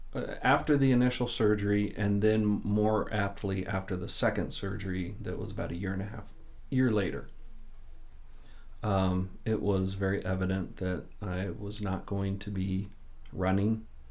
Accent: Southern California, United States; also born or lived in Kansas City; Well, born in Kansas City, 3.5 years old, we moved out to Southern California, and then that's where I was raised.

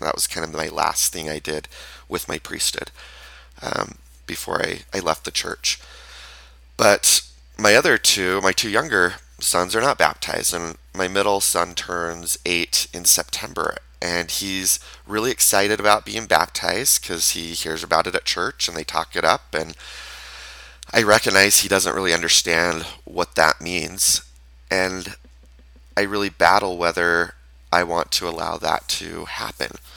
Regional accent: Utah, United States; I was raised in Utah in a town that is majority Mormon

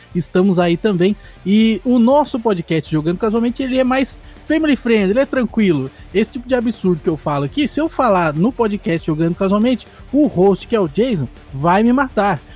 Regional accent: Brazil; eu sou brasileiro

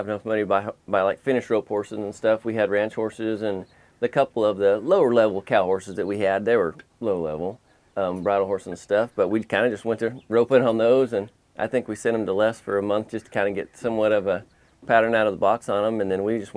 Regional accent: California, United States; when I was young growing up here, there were still a lot of horse trainers out here

